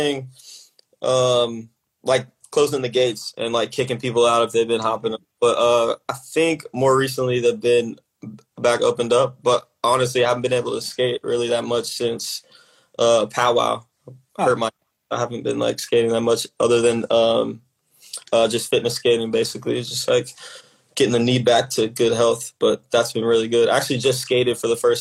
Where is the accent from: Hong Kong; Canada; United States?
United States; Atlanta, Georgia; growing up in Atlanta